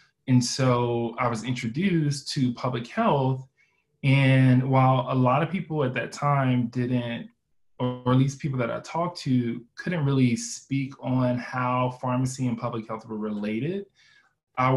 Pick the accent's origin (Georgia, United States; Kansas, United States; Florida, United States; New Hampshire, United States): Georgia, United States; Columbus; I'm originally from Columbus, Georgia